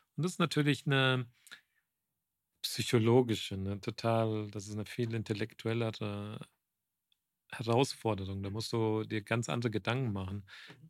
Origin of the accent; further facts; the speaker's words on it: Frankfurt, Hesse, Germany; also born or lived in Croatia (parents' origin); now in Munich, Germany; Ich bin gebürtiger Frankfurter, aber bin Kroate